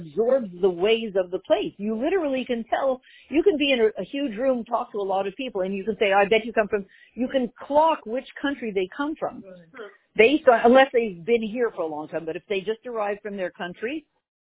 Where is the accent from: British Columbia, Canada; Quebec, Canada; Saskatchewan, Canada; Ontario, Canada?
Quebec, Canada; Montreal; when I grew up in Montreal, the only people who spoke French were not Jewish